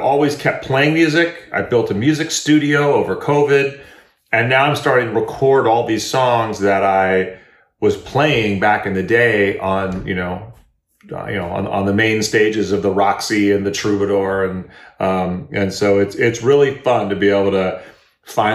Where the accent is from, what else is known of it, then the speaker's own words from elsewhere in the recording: Berkeley, California, United States; moved away; also born or lived in Europe / Los Angeles; I grew up in Berkeley, California